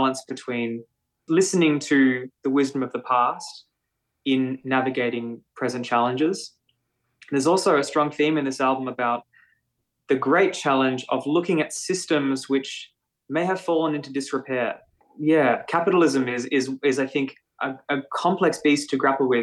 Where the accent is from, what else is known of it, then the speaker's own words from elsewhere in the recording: Melbourne, Victoria, Australia; I grew up in Melbourne in North Fitzroy, so north of where we do our residency in Fitzroy proper.